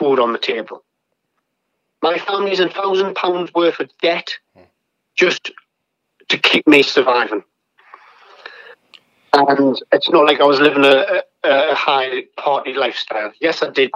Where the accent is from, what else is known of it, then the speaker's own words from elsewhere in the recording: England, United Kingdom; I'm not American, I'm English, I'm British